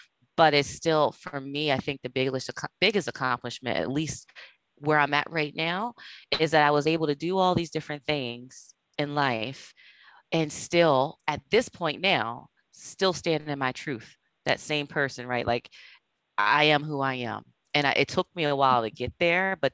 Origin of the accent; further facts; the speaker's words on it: New Castle, Delaware, United States; moved away; I'm originally from Delaware, from Newcastle, Delaware